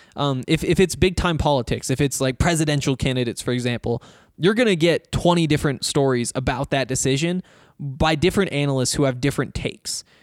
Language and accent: English; Montana, United States; now in Colorado, United States; I'm from Montana